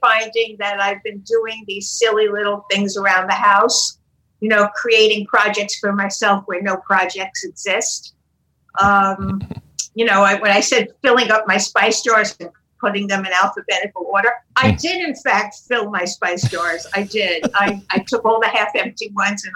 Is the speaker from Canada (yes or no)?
no; New York City, New York, United States; also born or lived in Connecticut; now in Florida, United States; I'm from Brooklyn, New York